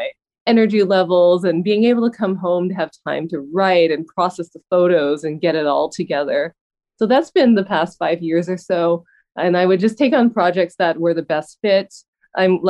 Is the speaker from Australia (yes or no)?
no; Vancouver, British Columbia, Canada; that's my hometown, and that's where I am during the pandemic.